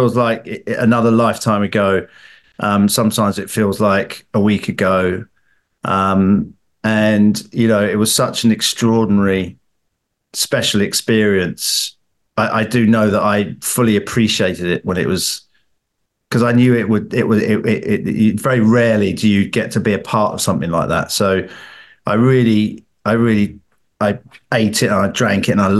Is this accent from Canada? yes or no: no; England, United Kingdom; as an Englishman with my English brother